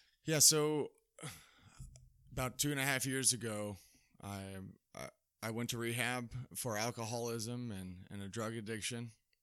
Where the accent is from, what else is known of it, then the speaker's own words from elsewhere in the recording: Fort Worth, Texas, United States; now in Dodge City, United States; Correct. I'm from Dallas-Fort Worth area, yeah. Texas.